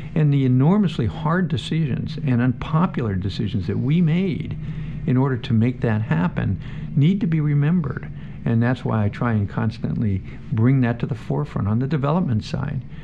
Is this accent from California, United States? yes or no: no; Nanticoke, Pennsylvania, United States; moved away as an adult; also born or lived in Philadelphia, Pennsylvania / Pittsburgh, Pennsylvania; now in Washington, D.C., United States; I'm originally from Pennsylvania small town called Nanticoke, which is outside of Wilkes-Barre, Scranton, northeastern part of the state.